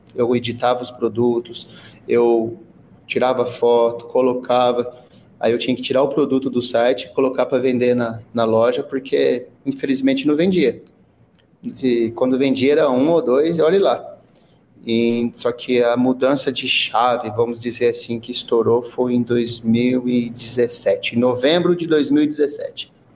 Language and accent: Portuguese; São José do Rio Preto, São Paulo, Brazil; eu sou aqui de São José do Rio Preto